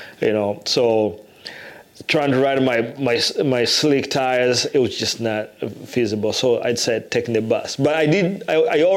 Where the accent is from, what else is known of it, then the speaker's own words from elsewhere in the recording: Uganda; moved away as an adult; also born or lived in England / Iowa City, Iowa, United States; now in Iowa, United States; I was born in Uganda